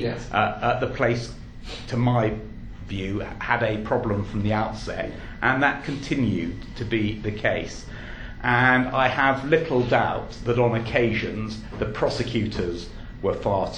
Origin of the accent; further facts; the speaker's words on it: England, United Kingdom; I do happen to be English